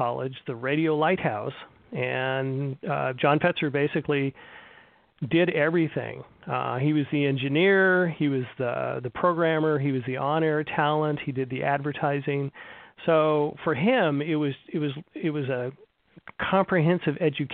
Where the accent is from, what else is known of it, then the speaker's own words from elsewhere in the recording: California, United States; moved away; growing up in California